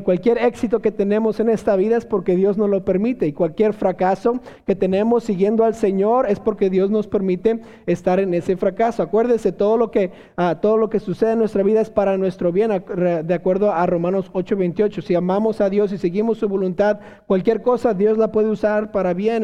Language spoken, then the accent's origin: Spanish; Mexico; como buenos mexicanos